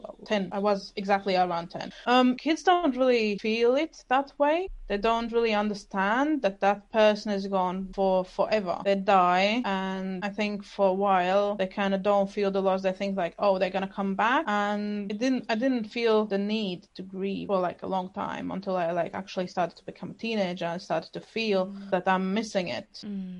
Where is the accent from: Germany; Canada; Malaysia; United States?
Germany; English is a second language; also born or lived in Latvia / London; now in Glasgow, United Kingdom; So I actually was born in Latvia. However, I grew up part of my childhood in Germany. And somehow in the last 8 years, I ended up living in UK. Before I lived in London and now I moved to Scotland, Glasgow.